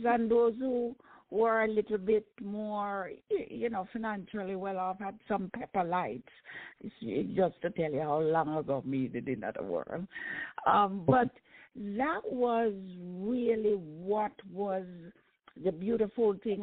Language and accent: English; Jamaica; growing up in Jamaica um, was wonderful